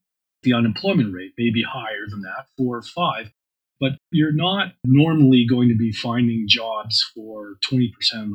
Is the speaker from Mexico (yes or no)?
no; Canadian Prairies, Canada; I'm a Canadian prairie populist